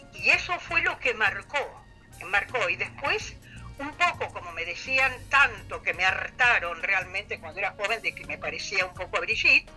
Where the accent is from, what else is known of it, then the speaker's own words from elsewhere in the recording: Rosario, Santa Fe, Argentina; somos rosarinas.